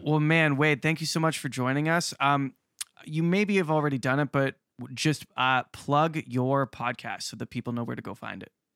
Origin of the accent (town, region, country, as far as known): Canada